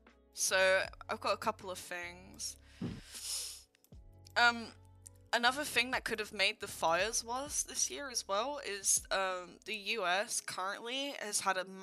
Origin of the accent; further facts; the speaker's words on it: United Kingdom; from the UK who never gets snow.